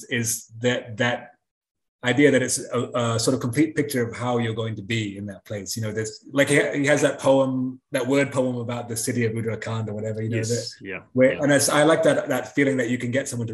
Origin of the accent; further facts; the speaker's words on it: England, United Kingdom; now in United States; I grew up in England, and here in the States